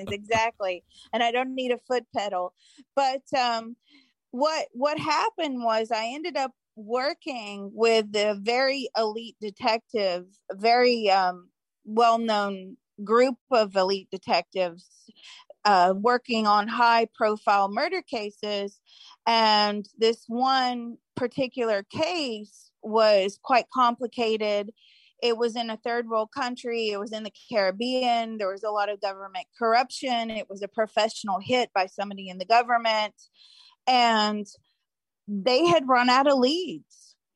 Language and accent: English; Mississippi, United States; born there; I was born in Mississippi.